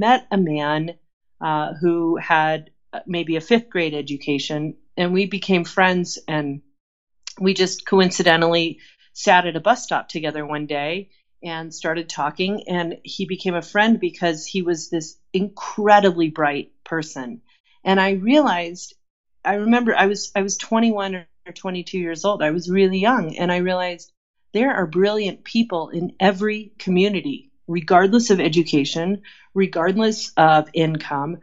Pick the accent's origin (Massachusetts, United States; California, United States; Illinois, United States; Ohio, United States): California, United States; Southern; I grew up in Southern California.